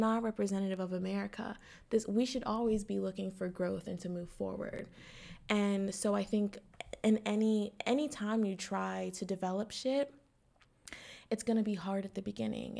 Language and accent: English; New Castle, Pennsylvania, United States; the current mayor of my hometown, Newcastle, Pennsylvania